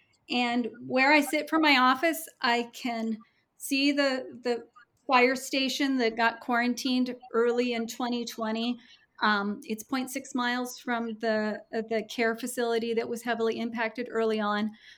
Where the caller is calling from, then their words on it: Kirkland, Washington, United States; I am recording from Kirkland, Washington.